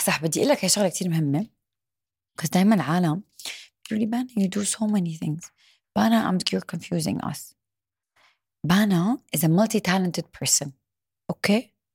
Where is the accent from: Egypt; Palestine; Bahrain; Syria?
Syria; now in Dubai, United Arab Emirates; انا سوري